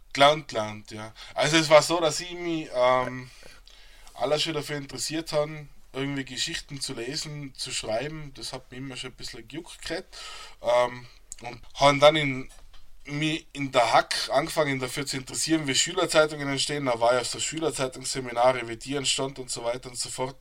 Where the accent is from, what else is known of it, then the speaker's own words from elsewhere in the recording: Reutte, Tyrol, Austria; moved away as an adult; now in United States; Ich bin in Reute geboren und aufgewachsen